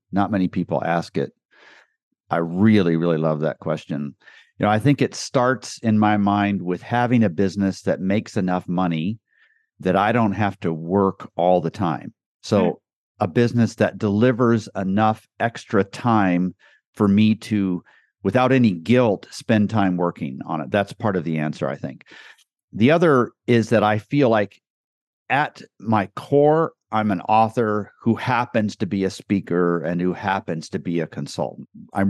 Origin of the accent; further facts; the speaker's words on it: Guatemala; moved away as an adult; also born or lived in Costa Rica; now in United States; That's how I grew up in Guatemala. So lived in Costa Rica for a year while they learned Spanish, very poorly learned it. And then we lived in Guatemala for 13 years.